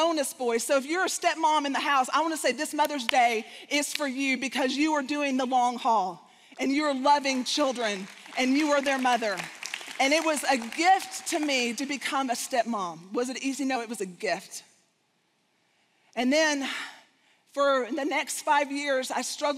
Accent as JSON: {"language": "English", "region": "Texas", "country": "United States", "accent": "Southern / Texas"}